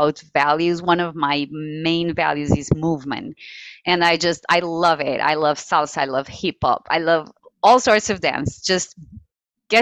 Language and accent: English; Portugal; moved away as an adult; also born or lived in Guinea-Bissau / United States; So Portugal, which is my home country, I'm very much, you know, white. So I have been raised in a somewhat conservative family